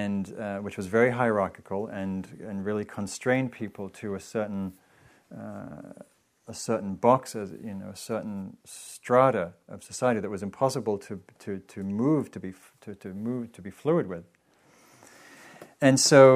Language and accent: English; England, United Kingdom; now in United States; I grew up in England